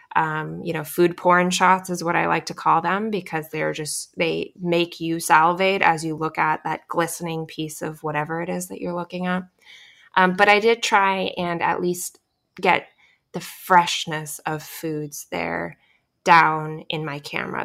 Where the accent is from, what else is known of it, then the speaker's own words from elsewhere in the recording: Alaska, United States; now in Hawaii, United States; I grew up in Alaska